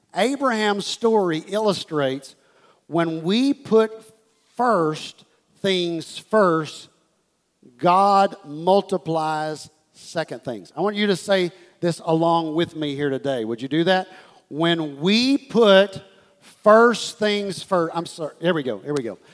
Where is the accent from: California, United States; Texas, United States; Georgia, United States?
Texas, United States; Houston; this is the church that I was raised in in Houston, Texas, Life Church